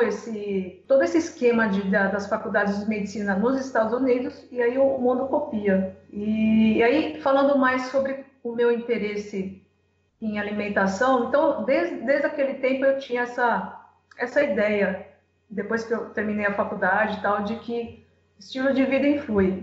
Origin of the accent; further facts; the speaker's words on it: Santo André, São Paulo, Brazil; now in Cuiabá, Brazil; Eu, eu moro atualmente em Cuiabá, Mato Grosso, mas eu sou de Santo André, São Paulo